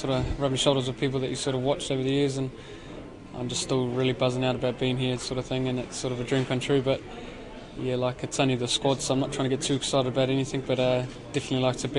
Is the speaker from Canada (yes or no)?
no; Manawatū-Whanganui, New Zealand; I'm from Manawatu